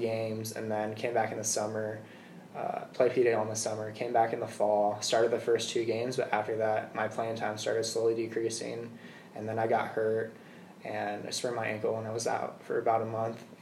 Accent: Peoria, Arizona, United States; I'm from Peoria

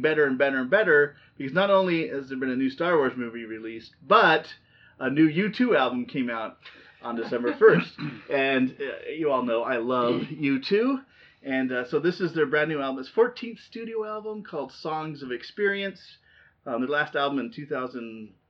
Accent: Southern California, United States; growing up in Southern California

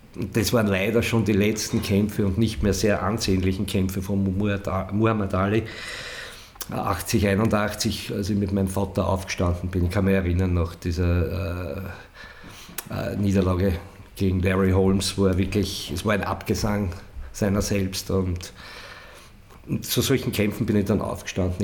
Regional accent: Weitra, Lower Austria, Austria; meine Heimatstadt Weitra

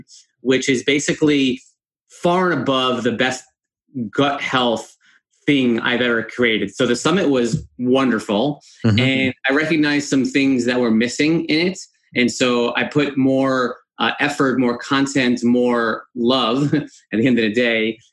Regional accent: Chestnut Ridge, New York, United States; moved away as an adult; also born or lived in Buffalo, New York / Washington, D.C. area; I was born in Spring Valley, New York, which was renamed to Chestnut Ridge for some reason, the village of Chestnut Ridge

